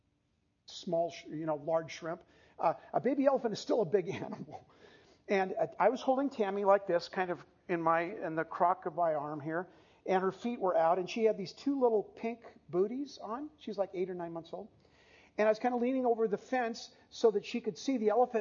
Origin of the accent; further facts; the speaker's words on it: San Diego, California, United States; we grew up in San Diego